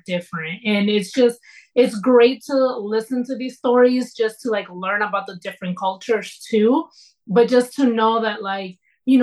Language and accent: English; United States; I was born in the United States